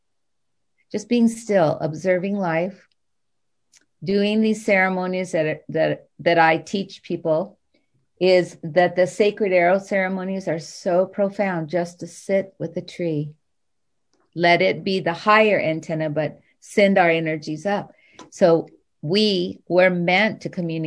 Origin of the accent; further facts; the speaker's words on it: Hawaii, United States; I grew up in Hawaii